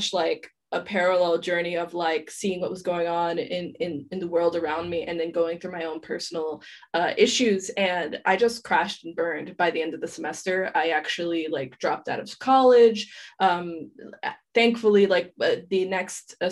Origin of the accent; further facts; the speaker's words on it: New York City, New York, United States; moved away as an adult; now in Paris, France; I'm originally from Queens, New York. So, you know, before college, I was just, you know, I went to high school and then I came back home